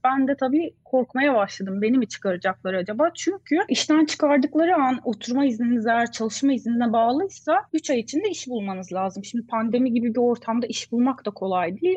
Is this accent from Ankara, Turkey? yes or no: yes; Ankara, Turkey; moved away as an adult; also born or lived in Istanbul, Turkey; now in Sweden; Ankaralıyım. Hayatımın 25 senesini Ankara'da geçirdim